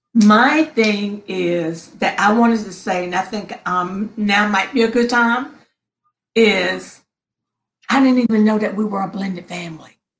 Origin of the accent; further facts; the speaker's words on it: Princeton, North Carolina, United States; now in Upper Marlboro, United States; I am originally from Princeton, very small town in North Carolina